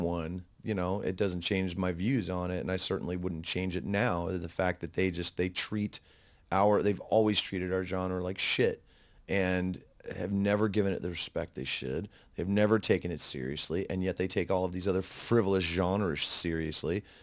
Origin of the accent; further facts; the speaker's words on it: United States; being an American